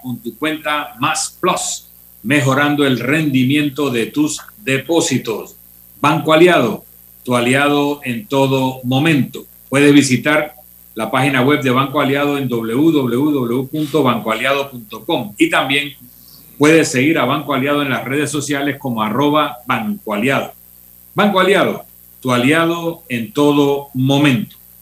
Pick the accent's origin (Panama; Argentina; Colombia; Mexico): Panama